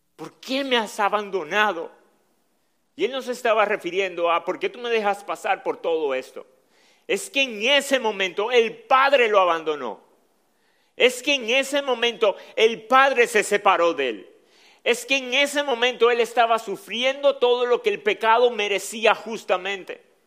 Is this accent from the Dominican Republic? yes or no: yes; Dominican Republic; accent: Dominican